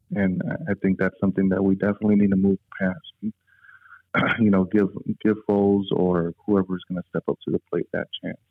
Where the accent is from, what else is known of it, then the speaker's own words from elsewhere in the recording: Chicago, Illinois, United States; we all grew up on um, the south side of Chicago